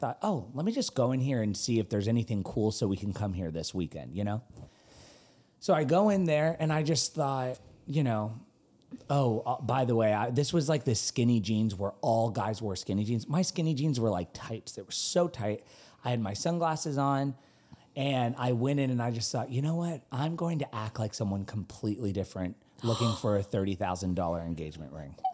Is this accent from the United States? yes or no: no; United Kingdom; The girls fall in love with me because I'm this Brit that, you know, in Concord, North Carolina.